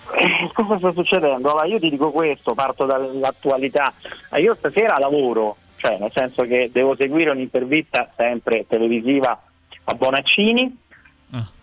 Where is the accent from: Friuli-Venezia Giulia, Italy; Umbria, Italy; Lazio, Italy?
Lazio, Italy; Rome; la musica etnica delle mie parti